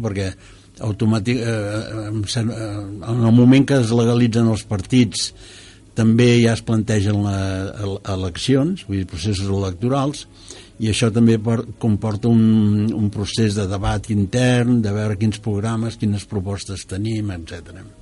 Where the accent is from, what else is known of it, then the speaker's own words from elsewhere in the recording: Cerdanyola del Vallès, Catalonia, Spain; jo quan era petit a Serrallonsa, que tenia 6.000 habitants